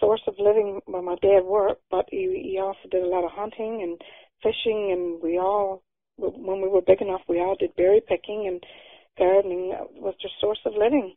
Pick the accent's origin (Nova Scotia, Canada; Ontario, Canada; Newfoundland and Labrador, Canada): Newfoundland and Labrador, Canada; Burgeo; growing up in Burgio.